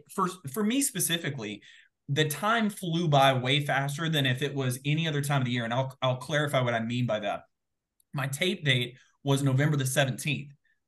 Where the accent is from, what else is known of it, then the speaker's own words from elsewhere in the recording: the South, United States; growing up in the South, phrases are kind of a big deal.